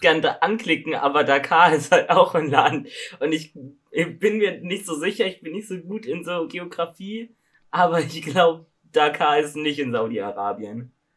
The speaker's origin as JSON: {"language": "German", "town": "Augsburg", "region": "Bavaria", "country": "Germany", "said": "Also ich komme aus Augsburg"}